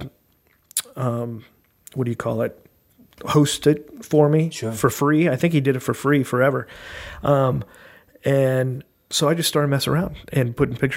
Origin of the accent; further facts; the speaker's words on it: Brea, California, United States; also born or lived in Anaheim, California; I was born in Anaheim and grew up in Brea, California